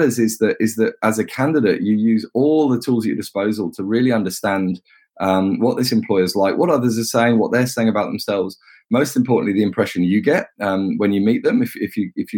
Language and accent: English; England, United Kingdom; I'm an Englishman.